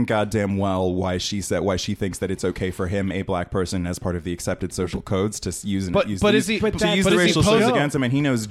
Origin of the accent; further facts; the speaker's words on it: West Coast, United States; I grew up on the West Coast for my entire life